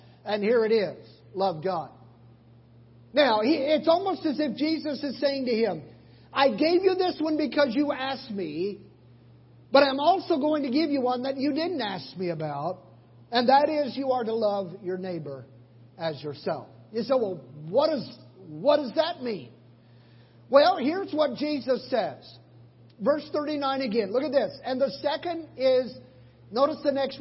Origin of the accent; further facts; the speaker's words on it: Oklahoma, United States; moved away; I'm from Oklahoma.